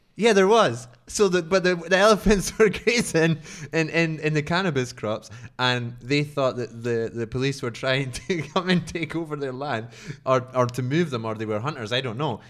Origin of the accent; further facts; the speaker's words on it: Scotland, United Kingdom; I'm from Scotland.